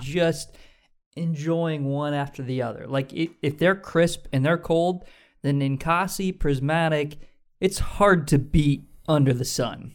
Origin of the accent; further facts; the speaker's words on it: United States; we're American.